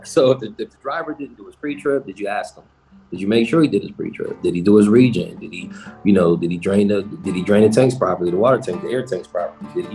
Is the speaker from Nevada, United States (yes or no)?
no; Buffalo, New York, United States; I'm from Buffalo